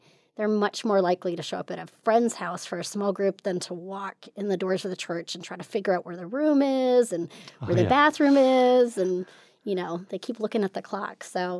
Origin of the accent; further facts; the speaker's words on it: California, United States; born there; Sure. Well, I was born in California. I'm a Navy brat, so I've lived, I think, in like 16 different states and three countries.